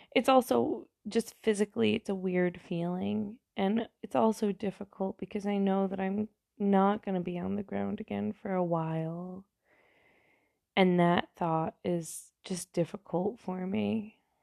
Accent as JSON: {"language": "English", "region": "New York", "country": "United States", "said": "I'm from New York, not from the city, but close enough to the city"}